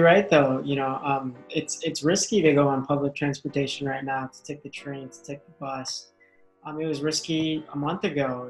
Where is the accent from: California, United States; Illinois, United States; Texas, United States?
Illinois, United States; Chicago; first language English; I was born here in Chicago. My family, my mom and dad are from the Philippines, so I'm first generation American